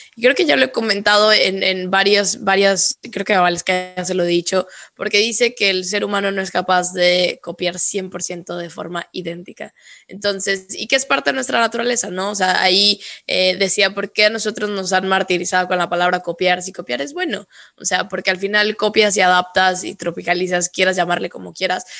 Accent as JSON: {"language": "Spanish", "region": "northern Mexico", "country": "Mexico", "moved": "yes", "lives_now": "Mexico City, Mexico", "said": "sí soy mexicana, pero al final Día de Muertos nunca fue algo con lo que yo crecí"}